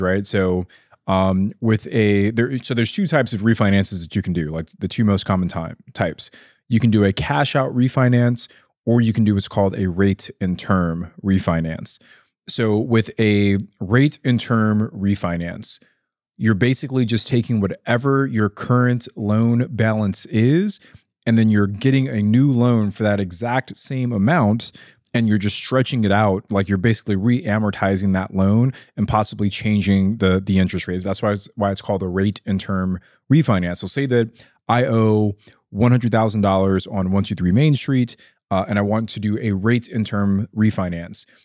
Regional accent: Ontario, California, United States; my hometown is Ontario, California

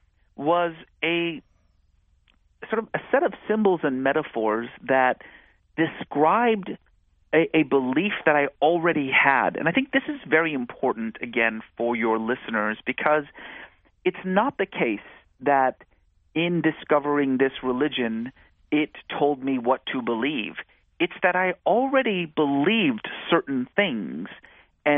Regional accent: California, United States; also born or lived in Iran; growing up in California in the 1980s

